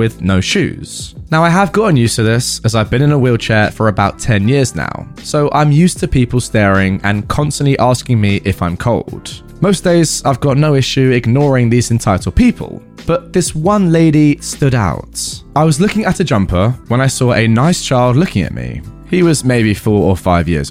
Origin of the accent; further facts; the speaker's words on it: south of England, United Kingdom; I'm from the south of England